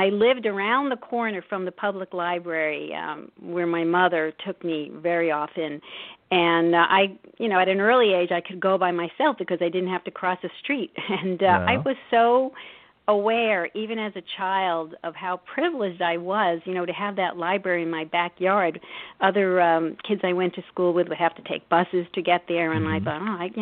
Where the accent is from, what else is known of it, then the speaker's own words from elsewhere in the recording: New York City, New York, United States; I grew up in Brooklyn, New York, in the midst of a very large extended Italian-American family